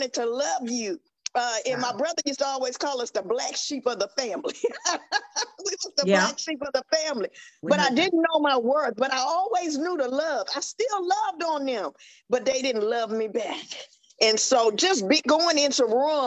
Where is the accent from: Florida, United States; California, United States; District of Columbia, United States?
District of Columbia, United States; Washington; I'm from Washington D.C.